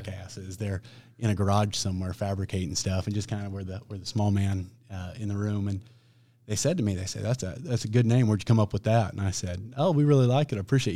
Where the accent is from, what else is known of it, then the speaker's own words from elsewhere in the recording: Olathe, Kansas, United States; I'm from Olathe. I've got a pretty good friends and family base in Olathe